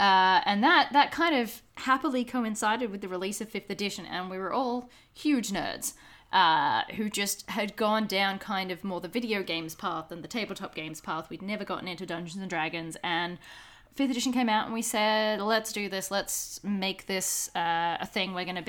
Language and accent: English; Brisbane, Queensland, Australia; moved away as an adult; now in Melbourne, Australia; A bunch of us up in Brisbane, so in my hometown